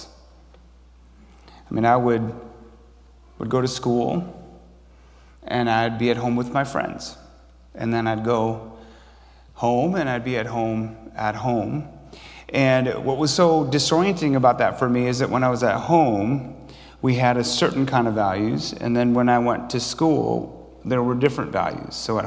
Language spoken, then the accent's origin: English; Grand Blanc, Michigan, United States; moved away; also born or lived in Chicago; I didn't know if I was from Korea or from Grand Blanc, Michigan.